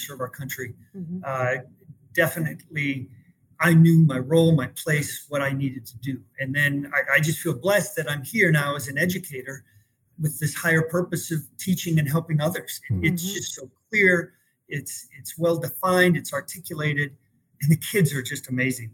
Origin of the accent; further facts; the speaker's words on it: Wisconsin, United States; moved away as an adult; now in Arizona, United States; I'm originally from Wisconsin, long ways from home.